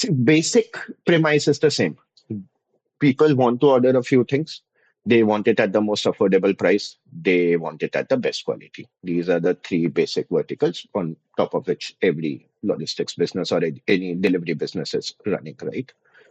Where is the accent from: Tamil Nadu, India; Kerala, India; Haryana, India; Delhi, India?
Haryana, India; Faridabad; moved away as an adult; now in London, United Kingdom; My hometown is in Faridabad. It's a town in Haryana.